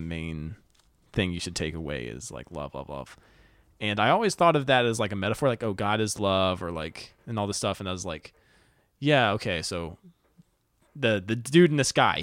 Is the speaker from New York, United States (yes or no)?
no; North Carolina, United States; I grew up in North Carolina.